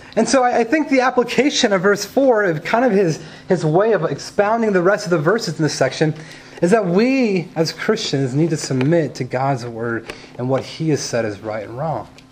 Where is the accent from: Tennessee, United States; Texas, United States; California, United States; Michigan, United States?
California, United States; I grew up in California where you can play outside 330 days of the year.